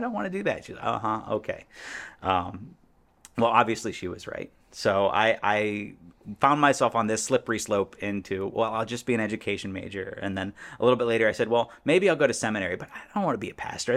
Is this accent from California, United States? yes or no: no; Indiana, United States; moved away as an adult; also born or lived in Florida / Columbus, Ohio / Chicagoland; now in Chicago, United States; So I was born in Indiana, grew up a little bit in Florida. My family moved back to Indiana when I was, like, in second grade